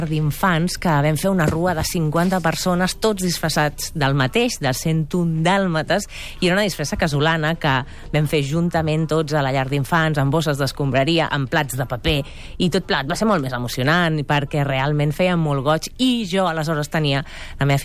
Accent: Catalonia, Spain; I que Va. som catalans, eh? que si ens poses la samba igual

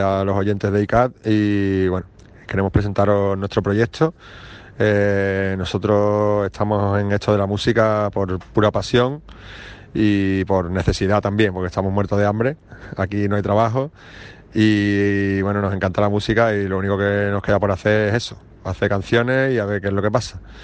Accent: Andalusia, Spain

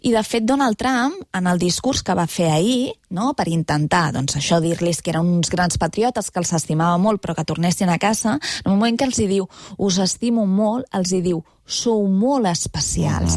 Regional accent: Cardona, Catalonia, Spain; now in Barcelona, Spain; al meu poble, que és Cardona

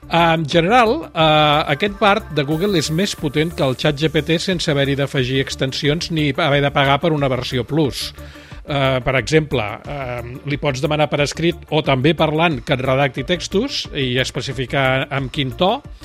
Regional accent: Barcelona, Catalonia, Spain; sóc periodista català nascut a Barcelona l'any 1960

